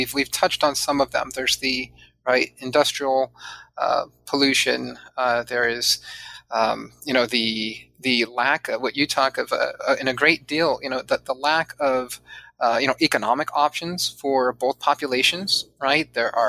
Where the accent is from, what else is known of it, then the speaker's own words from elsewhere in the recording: San Diego, California, United States; I grew up mostly in Southern California, well, not mostly, all in Southern California, and primarily in San Diego.